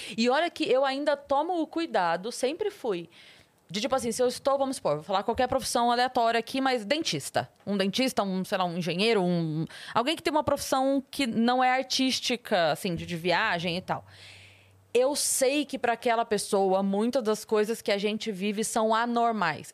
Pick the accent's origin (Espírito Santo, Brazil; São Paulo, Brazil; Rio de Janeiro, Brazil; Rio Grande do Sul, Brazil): São Paulo, Brazil; Sorocaba; eu sou de Sorocaba